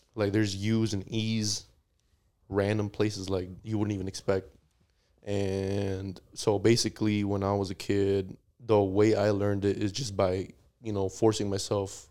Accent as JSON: {"language": "English", "country": "United States", "said": "they know I'm American"}